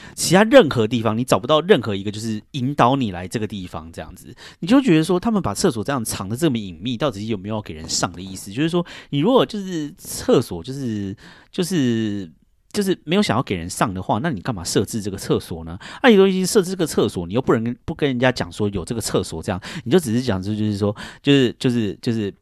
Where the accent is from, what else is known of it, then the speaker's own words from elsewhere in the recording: Taiwan; moved away as an adult; now in United States; 我就是在台湾长大这样子